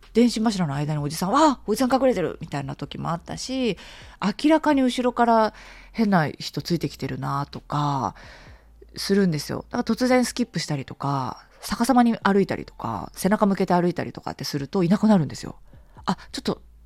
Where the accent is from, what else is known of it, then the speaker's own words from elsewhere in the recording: Tokyo, Japan; うちの実家もね東京のあの下町の方なんですよ柴又とかさあの辺なんですよ